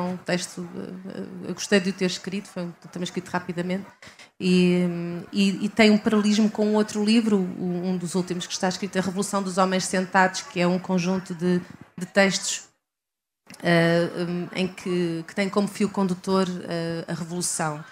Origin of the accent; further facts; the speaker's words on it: Leiria, Centro, Portugal; moved away as an adult; also born or lived in Coimbra; now in Lisbon, Portugal; nasci em Coimbra, uh, cresci em Leiria